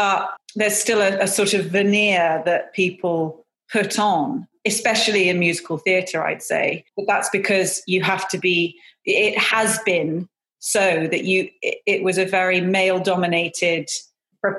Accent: London, United Kingdom; also born or lived in Hammersmith, London; I was born in Hammersmith in London at Queen Charlotte's Hospital. And I was brought up in Twickenham in Strawberry Hill, which is a beautiful part of London

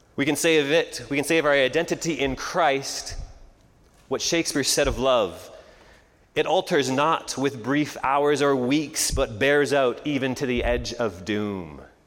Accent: Canada; moved away as an adult; now in United States; I was born and raised in Canada

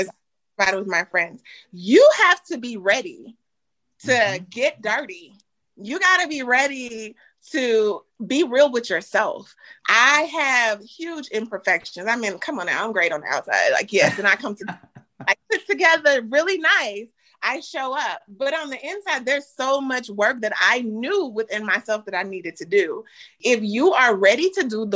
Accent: Louisiana, United States; now in Dallas, United States; both of us grew up in Southern households, because he's from Texas and I'm from Louisiana

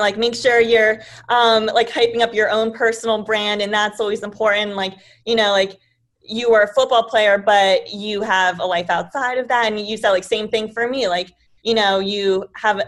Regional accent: New Jersey, United States; moved away as an adult; now in Tampa, United States; we're all from New Jersey

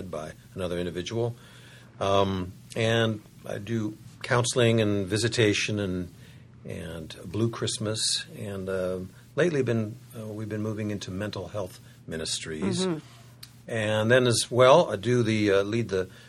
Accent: Concord, California, United States; moved away as an adult; now in San Diego, United States; I grew up in Northern California in East Bay, and Concord is where I grew up

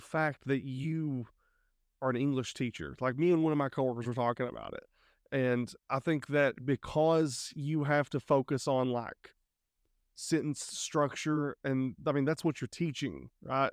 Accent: Eastern Kentucky, United States; moved away as an adult; we are originally from Eastern Kentucky

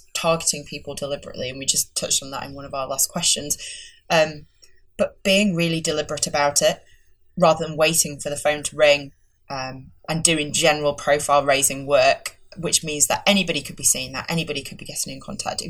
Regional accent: Yorkshire and the Humber, United Kingdom; accent: Yorkshire; my Yorkshire accent comes out

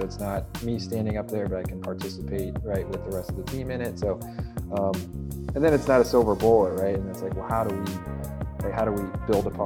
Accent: Ohio, United States; moved away as an adult; also born or lived in Rhode Island; now in New York City, United States; I'm in New York City, but a lot of our company is in Ohio, and I'm originally from Ohio.

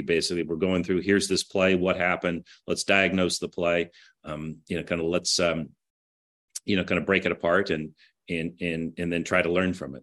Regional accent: Kansas City, United States; moved away as an adult; also born or lived in Herington, Kansas / New York; I grew up in Kansas City

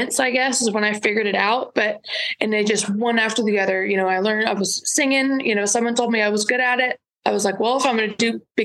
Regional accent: Shiner, Texas, United States; also born or lived in Gonzales, Texas; I was born just in Gonzales, about 20 miles down the road, and then moved to Shiner when I was in, I guess, third or fourth grade

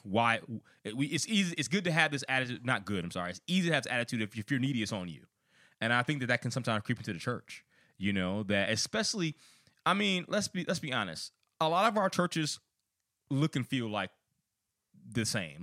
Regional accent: outside Chicago, Illinois, United States; I'm from Illinois. I'm from outside Chicago

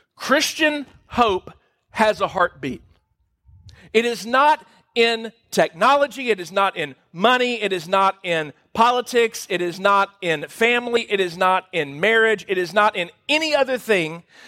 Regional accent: Louisiana, United States; moved away; We're from Louisiana

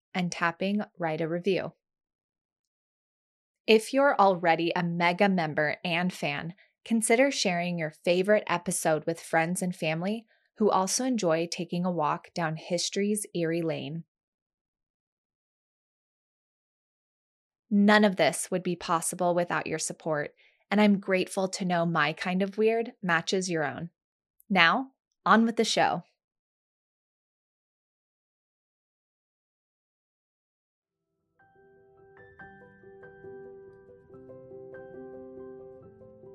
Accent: Zanesville, Ohio, United States; I grew up in Zanesville, a town 2 hours north of the site of the tragedy in the Appalachian region of Ohio.

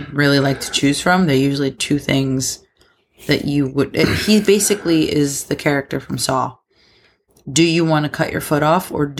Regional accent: United States; I'm an American in 2022.

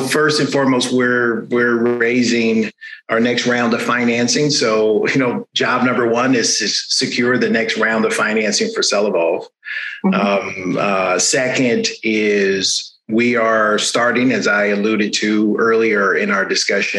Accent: Los Angeles, California, United States; now in San Francisco, United States; I'm a Californian by birth and by current resident. Both Southern California, grew up in LA, currently live in San Francisco

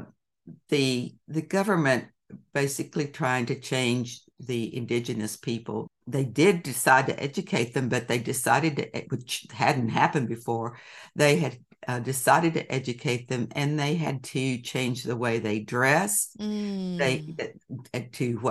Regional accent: Texas, United States; growing up in Texas in the time that I did

